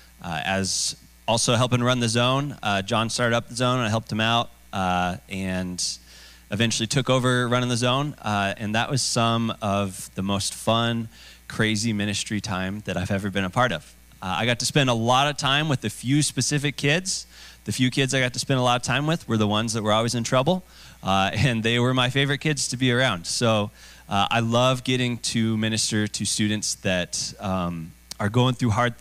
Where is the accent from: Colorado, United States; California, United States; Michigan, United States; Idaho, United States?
Idaho, United States; Boise; I have grown up here in Boise, born and raised here